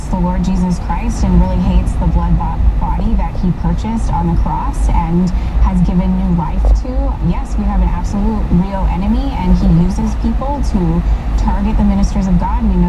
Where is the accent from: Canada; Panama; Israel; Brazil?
Canada; I am Canadian, yes